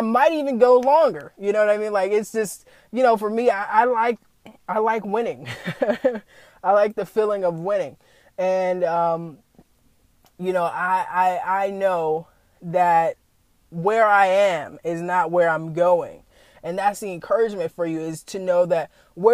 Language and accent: English; the South, United States; I was raised in the South